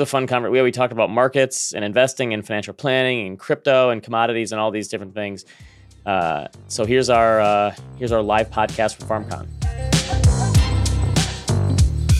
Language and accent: English; Michigan, United States; I'm a fellow Midwesterner here. I'm from, I'm from Michigan.